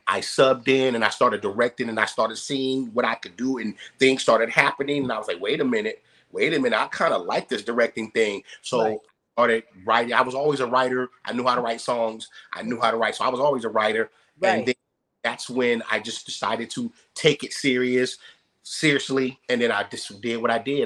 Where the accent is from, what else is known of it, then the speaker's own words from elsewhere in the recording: Youngstown, Ohio, United States; moved away as an adult; I came out here in '92. You know, um, from I'm from Youngstown, Ohio.